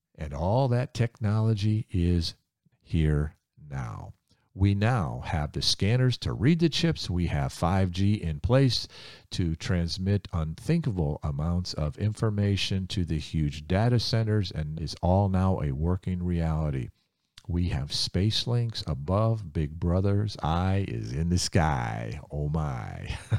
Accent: Ohio, United States; I grew up in Ohio

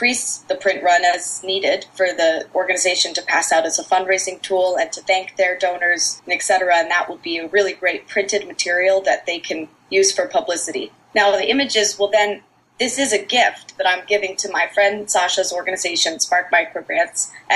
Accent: Maine, United States; I grew up in Maine

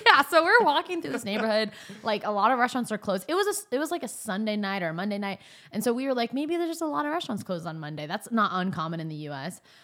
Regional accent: Northern California, United States; moved away; also born or lived in Phoenix; I grew up in Northern California. I grew up going to Napa

